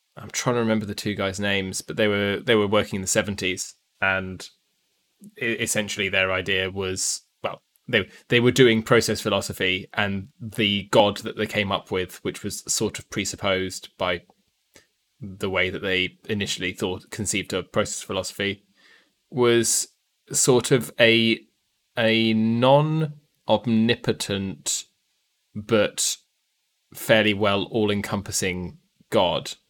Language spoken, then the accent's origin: English; United Kingdom